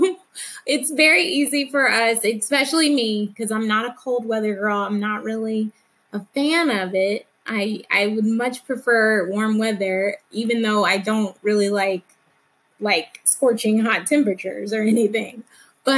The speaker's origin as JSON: {"language": "English", "region": "Alabama", "country": "United States", "tie": "born or raised there", "said": "a fair that used to come to my hometown in Alabama every fall."}